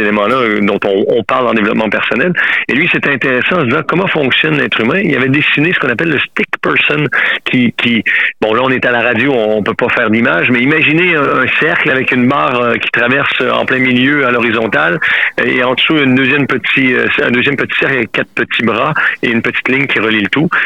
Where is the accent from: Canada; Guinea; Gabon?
Canada; Quebec; moved away as an adult; now in France; Je suis québécois, ça fait plus de 26 ans que m'étais en France